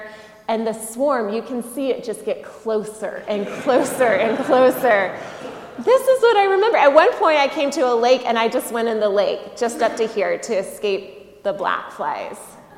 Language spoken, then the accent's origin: English; the South, United States; Sure, I'm from the South. We have mosquitoes.